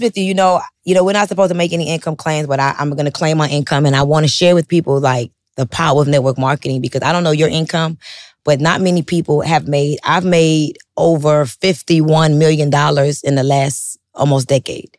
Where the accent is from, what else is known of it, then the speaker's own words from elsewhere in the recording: Miami, Florida, United States; I'm from Miami, like, I'm talking about Miami, Miami, where everybody sells drugs, strips